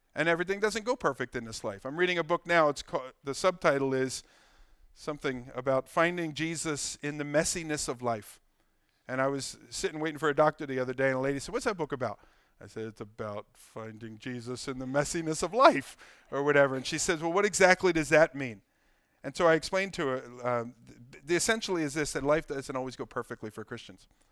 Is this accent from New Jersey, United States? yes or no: yes; Ewing, New Jersey, United States; I love my hometown. I love Ewing. I love Mercer. I love Bucks